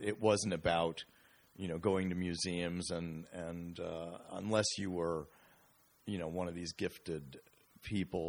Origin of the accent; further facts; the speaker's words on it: Bethlehem, Pennsylvania, United States; moved away as an adult; also born or lived in New York; now in Normal, Illinois, United States; I was born in Bethlehem, Pennsylvania, under an auspicious star.